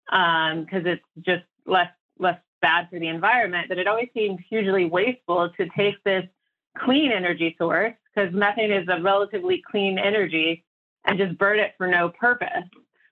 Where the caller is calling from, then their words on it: Denver, Colorado, United States; I'm calling in from Denver